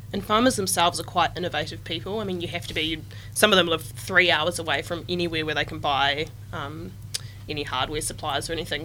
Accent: Southland, New Zealand; I grew up on a farm as well in Southland.

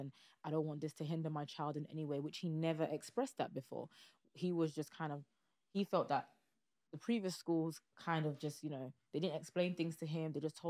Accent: Nigeria; because I could relate to him as a Nigerian, that made it easier.

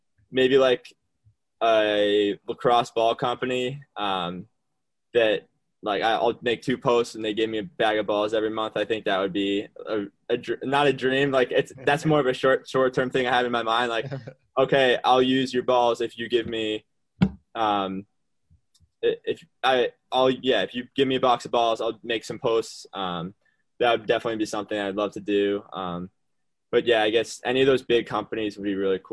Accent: New Hampshire, United States; I'm from New Hampshire

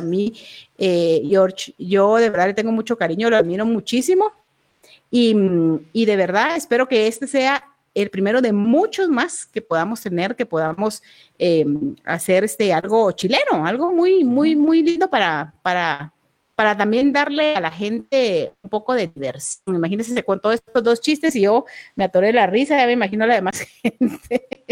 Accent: Guatemala; así somos los guatemaltecos

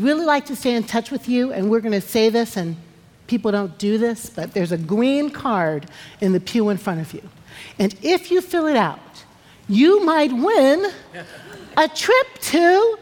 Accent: Omaha, Nebraska, United States; moved away; I was born in Omaha

